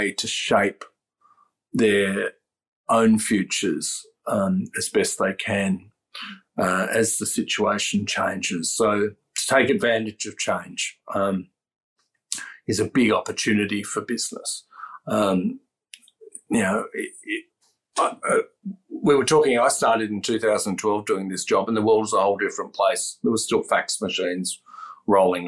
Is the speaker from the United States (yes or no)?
no; Australia; also born or lived in Aberdeen, Scotland; I was actually born in Scotland and my parents moved to Australia when I was one, so there's no accent there.